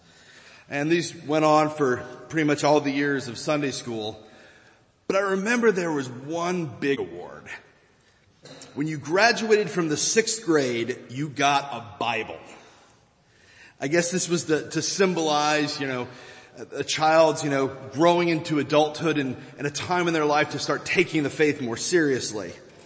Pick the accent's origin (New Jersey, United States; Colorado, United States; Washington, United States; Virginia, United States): Virginia, United States; moved away; In the church where I grew up back in Virginia